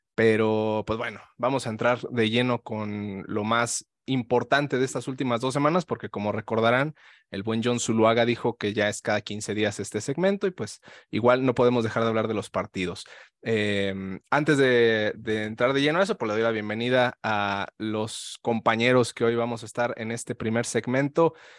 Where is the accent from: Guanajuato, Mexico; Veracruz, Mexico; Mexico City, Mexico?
Guanajuato, Mexico; León; yo soy de León, Guanajuato